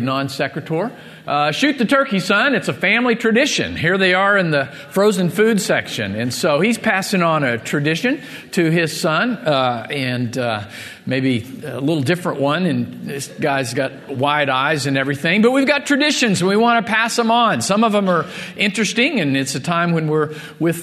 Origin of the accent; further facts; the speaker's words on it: Missouri, United States; moved away; I grew up in Missouri